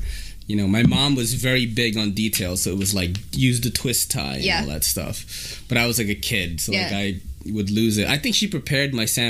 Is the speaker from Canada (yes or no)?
no; Philippines; now in United States; didn't have a lot of Americana growing up, and I think that is part of it, right? Because, you know, we immigrated here from the Philippines.